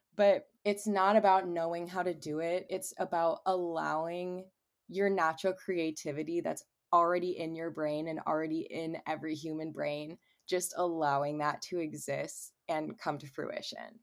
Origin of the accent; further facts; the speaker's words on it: Cleveland, Ohio, United States; also born or lived in Charlotte area; now in Charlotte, United States; I am from Cleveland, and I currently reside